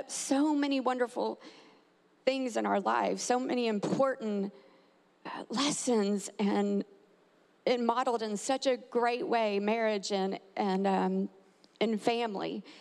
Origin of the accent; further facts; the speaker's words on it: Texas, United States; now in Tampa, United States; I'm actually from Texas